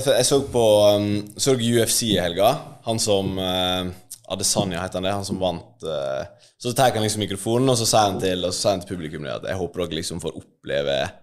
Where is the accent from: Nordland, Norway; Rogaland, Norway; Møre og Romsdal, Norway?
Møre og Romsdal, Norway; Ulsteinvik; moved away as an adult; now in Oslo, Norway; bodde jo i Ulsteinvik, der jeg er fra, på Vestlandet, til etter videregående.